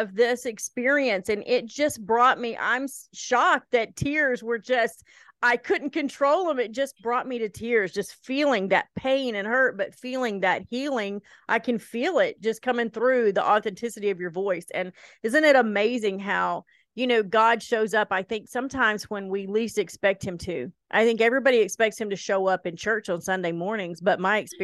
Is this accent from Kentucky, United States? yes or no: yes; Lewis County, Eastern Kentucky, United States; also born or lived in Portsmouth, Ohio; now in Northeast Iowa, United States; I'm from Eastern Kentucky, from Lewis County